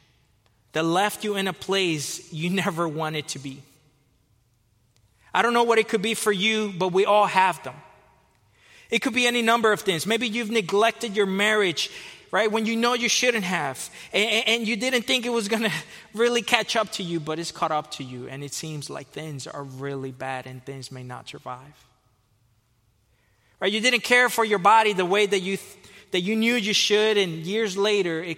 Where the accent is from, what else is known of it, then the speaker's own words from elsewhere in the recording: Fort Lauderdale, Florida, United States; moved away as an adult; also born or lived in Costa Rica / California; I was born in Costa Rica. I was raised in Fort Lauderdale, Florida.